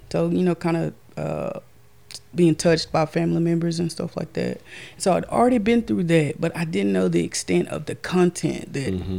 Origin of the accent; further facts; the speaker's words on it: Castor, Louisiana, United States; I'm from Castor, Louisiana.